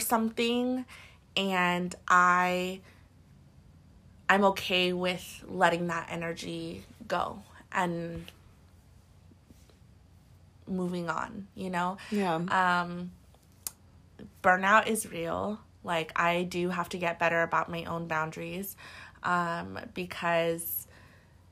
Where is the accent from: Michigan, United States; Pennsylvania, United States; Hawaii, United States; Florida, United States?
Hawaii, United States; moved away; I'm from Hawaii